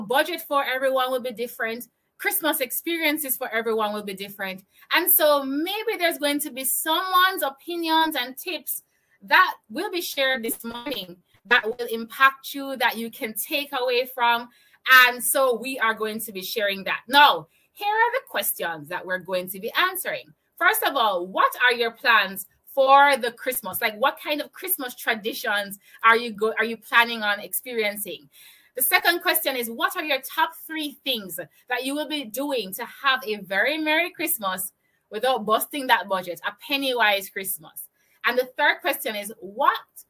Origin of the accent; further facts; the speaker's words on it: Jamaica; I'm from Jamaica. I live in Kingston, Jamaica